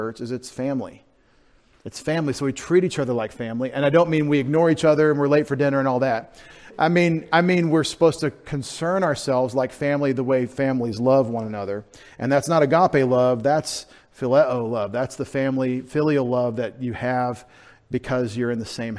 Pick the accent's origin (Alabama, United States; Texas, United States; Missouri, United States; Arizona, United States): Texas, United States; I'm from Texas